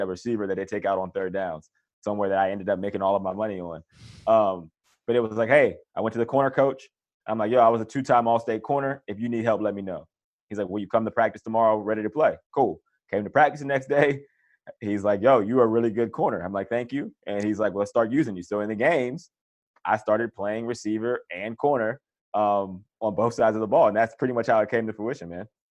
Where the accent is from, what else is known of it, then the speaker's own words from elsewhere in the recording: Johnstown, Pennsylvania, United States; grew up in Pennsylvania, Johnstown, Pennsylvania, which is about sixty miles outside of Pittsburgh